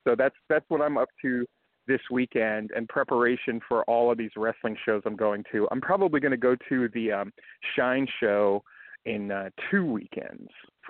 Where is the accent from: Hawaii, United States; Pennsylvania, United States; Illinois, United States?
Hawaii, United States; I grew up in Hawaii